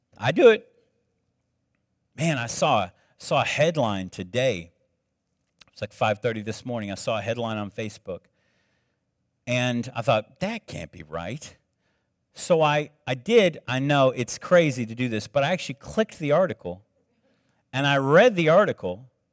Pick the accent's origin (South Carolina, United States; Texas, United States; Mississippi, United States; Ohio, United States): South Carolina, United States; moved away; I grew up in South Carolina